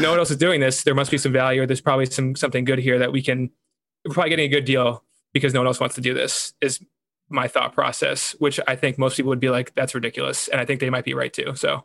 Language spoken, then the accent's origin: English; New York, United States; I was from New York.